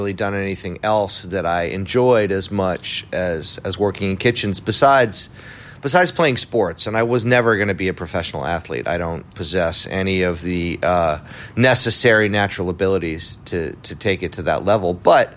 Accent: New York City, New York, United States; also born or lived in Providence, Rhode Island; I was born in Providence, Rhode Island. I grew up in New York City, but yeah, born in New England, and found my way to New York when I was about 7 years old

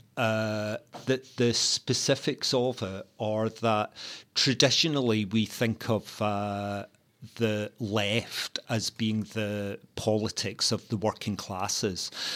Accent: Glasgow, Scotland, United Kingdom; a young working class uh, uh, gay teenager growing up in Glasgow

